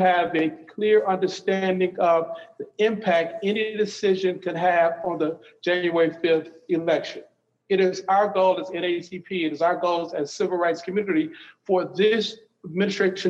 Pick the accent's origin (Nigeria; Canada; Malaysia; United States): United States; Detroit, Michigan; my hometown of Detroit